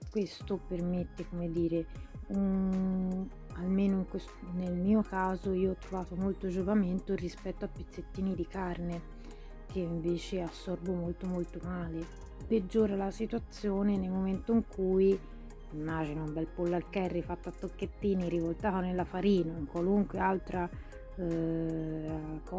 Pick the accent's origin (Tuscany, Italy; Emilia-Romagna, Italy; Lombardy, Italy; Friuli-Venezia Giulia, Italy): Tuscany, Italy; Sono toscana, quindi io ho rinunciato da tantissimo tempo all'idea della bistecca